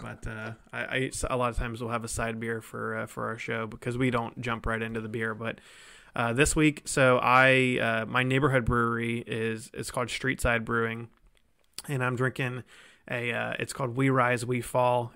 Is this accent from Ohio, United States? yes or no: yes; Columbus, Ohio, United States; moved away as an adult; now in Cincinnati, United States; I'm from Columbus in, originally